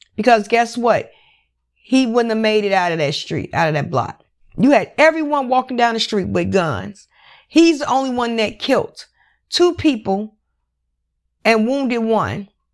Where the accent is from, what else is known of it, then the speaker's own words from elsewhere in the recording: United States; I am American citizen. I was born, bred in America